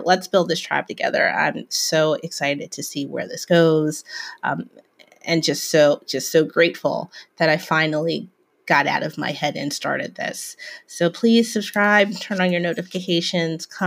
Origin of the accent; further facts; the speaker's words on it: Philadelphia, Pennsylvania, United States; also born or lived in Germantown, Philadelphia; I'm from West Philly